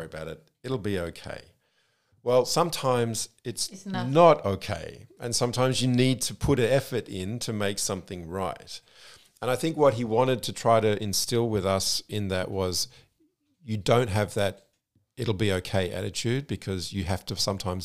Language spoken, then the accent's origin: English; Australia; moved away as an adult; now in Germany; I was raised in Australia, I grew up in Australia